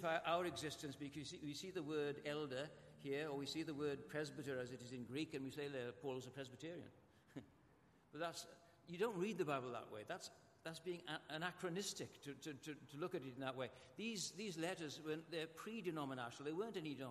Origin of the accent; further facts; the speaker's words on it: Welsh, Wales, United Kingdom; I'm Welsh